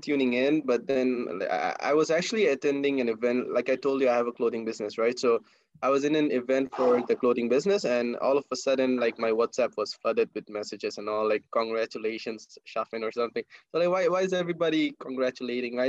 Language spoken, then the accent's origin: English; Bangladesh; moved away as an adult; now in Cyberjaya, Malaysia; I'm from Bangladesh and currently I'm studying in Multimedia University, Cyberjaya